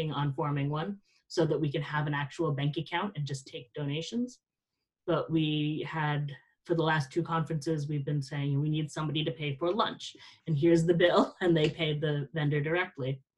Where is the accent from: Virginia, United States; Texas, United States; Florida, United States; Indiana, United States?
Florida, United States; South; I grew up in South Florida.